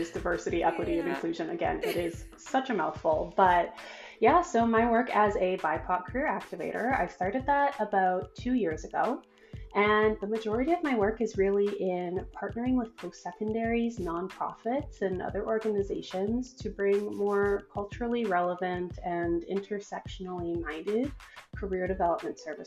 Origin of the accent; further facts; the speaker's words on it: Edmonton, Alberta, Canada; now in Toronto, Canada; back in my hometown of Edmonton